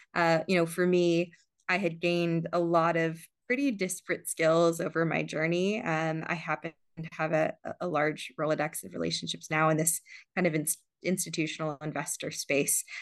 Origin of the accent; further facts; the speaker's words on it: San Diego, California, United States; also born or lived in Johannesburg, South Africa; I was born in Johannesburg, South Africa. I uh, immigrated with my family when I was younger to San Diego, where there happened to be a very robust community of, of South African Jews. Um, so I grew up uh, in Southern California